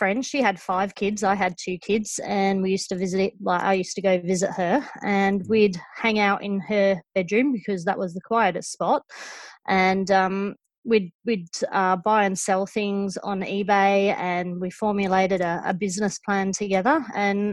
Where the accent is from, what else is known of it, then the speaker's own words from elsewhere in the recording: England, United Kingdom; also born or lived in Western Australia; now in Victoria, Australia; the way that I say auction because I'm from England